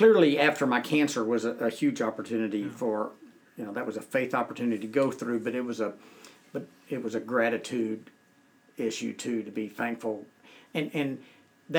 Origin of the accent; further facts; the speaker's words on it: Conroe, Texas, United States; I went to work at a bank in Conroe, Texas, where I was born and raised.